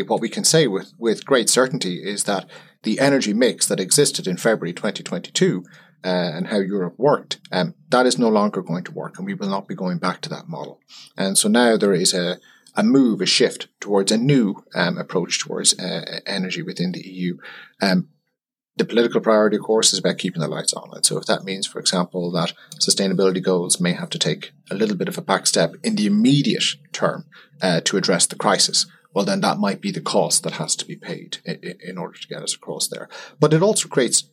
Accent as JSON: {"language": "English", "country": "Ireland", "said": "as an Irish person"}